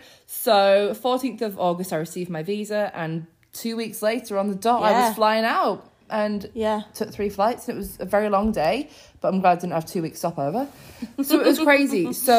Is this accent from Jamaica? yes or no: no; United Kingdom; moved away as an adult; now in United States; we're British